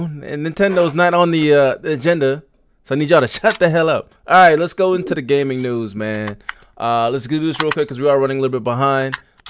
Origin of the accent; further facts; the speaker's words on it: DMV, Washington metropolitan area, United States; majority of us are from the DMV here